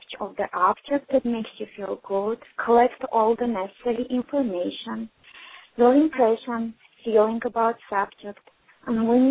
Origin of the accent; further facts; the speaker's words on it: Armenia; moved away; also born or lived in Houston, Texas; I'm originally from Armenia.